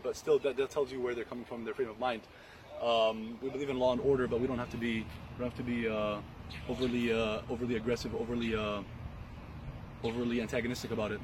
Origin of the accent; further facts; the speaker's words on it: Texas, United States; we're from Texas